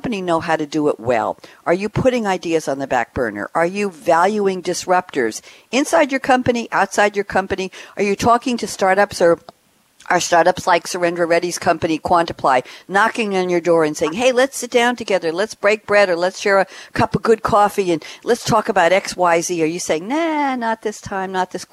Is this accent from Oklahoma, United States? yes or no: no; Long Island, New York, United States; moved away as an adult; now in Durham, United States; I've relocated from Long Island, New York. Yes, I'm a New Yorker born and bred, to Durham, North Carolina